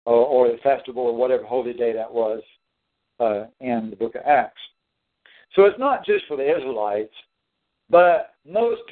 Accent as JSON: {"language": "English", "country": "United States", "said": "We're the melting pot of the world. That many inhabitants of our nation have been gathered from the world"}